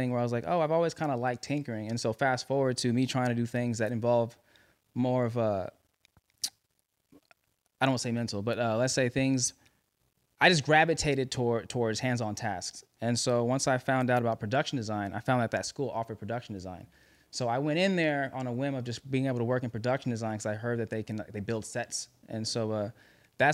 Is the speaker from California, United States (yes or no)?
yes; Los Angeles, California, United States; L.A., man, born and raised